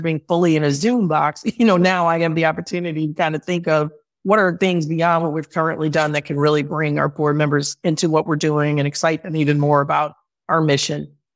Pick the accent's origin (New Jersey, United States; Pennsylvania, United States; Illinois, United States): Illinois, United States; Chicago; moved away as an adult; now in Oakland, United States; I'm from Chicago. I moved to Oakland for this role